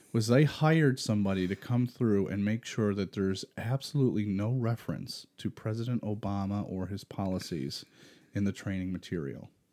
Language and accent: English; Rochester, New York, United States; we're from Rochester